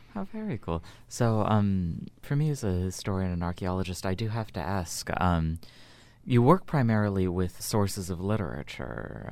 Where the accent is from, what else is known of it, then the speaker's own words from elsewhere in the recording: United States; as an American